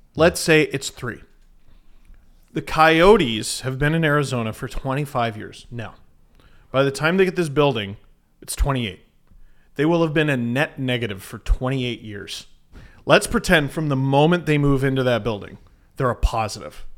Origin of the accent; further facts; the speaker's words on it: Canada; As a Canadian who has to consume American television